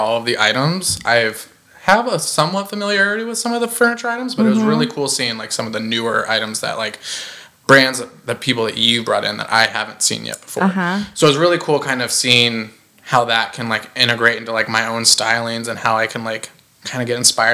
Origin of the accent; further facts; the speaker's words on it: Speedway, Indiana, United States; moved away; I'm originally from Indiana. I hail from this tiny little town called Speedway, Indiana. If you've ever heard of the Indianapolis 500 racetrack, I'm so sorry. That was my backyard